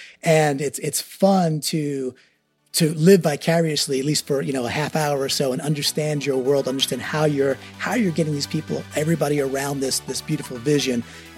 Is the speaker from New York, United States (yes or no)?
yes; New York, United States; I'm a New Yorker, I'm a Mets fan, woe is me, but I'm a Mets fan, so I'm a big baseball guy too.